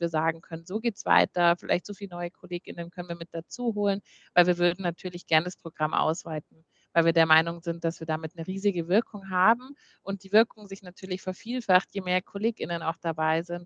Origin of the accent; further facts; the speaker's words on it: Munich, Bavaria, Germany; als Münchner Kindle habe ich eine äh, auch so schon sehr große Verbundenheit mit der Stadt München